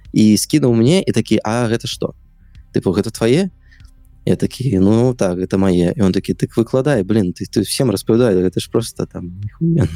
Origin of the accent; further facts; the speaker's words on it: Minsk, Belarus; я нарадзіўся ў Мску ўсё сваё жыццё пражыў Мску